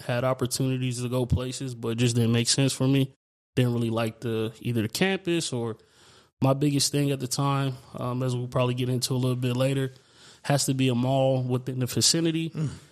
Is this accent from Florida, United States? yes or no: no; New York City, New York, United States; also born or lived in Chandler, Arizona / Gilbert, Arizona; now in Arizona, United States; being born in in New York, you know, coming from Brooklyn, you know, is is a way bigger city than this